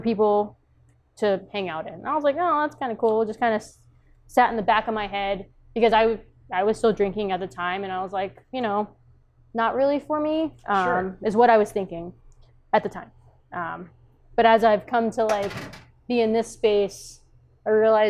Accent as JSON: {"language": "English", "region": "Texas", "country": "United States", "tie": "born or raised there", "also_born_or_lived": "Korea", "moved": "yes", "lives_now": "Omaha, United States", "said": "I grew up in Texas"}